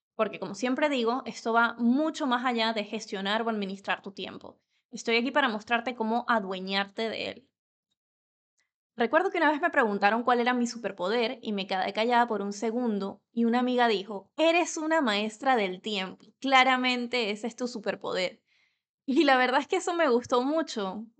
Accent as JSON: {"language": "Spanish", "country": "Venezuela", "tie": "born or raised there", "first_language": "Spanish", "moved": "yes", "lives_now": "Spain", "said": "Nací en Venezuela y vivo en España desde hace más de 10 años"}